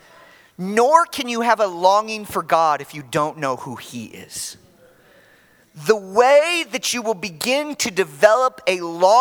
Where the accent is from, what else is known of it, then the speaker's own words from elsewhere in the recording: Chicago, Illinois, United States; moved away; I'm from Chicago originally